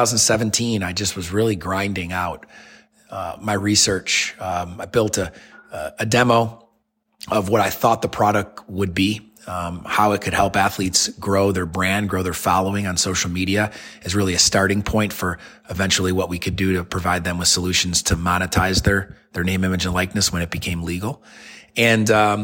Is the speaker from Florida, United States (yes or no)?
no; Syracuse, New York, United States; now in Birmingham, United States; Syracuse, my hometown where I was born and raised